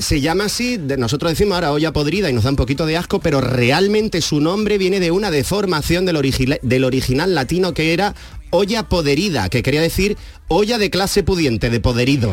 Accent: Almería, Andalusia, Spain; yo soy de Almería, Almería tierra gastronómica

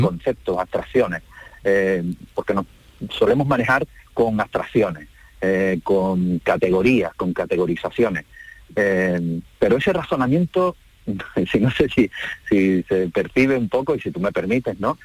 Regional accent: Andalusia, Spain; Nos reconocen como andaluz, a mí me reconocen como andaluz

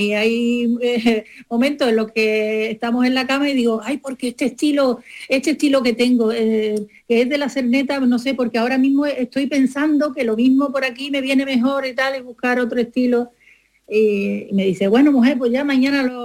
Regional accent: Málaga, Andalusia, Spain; mi tierra

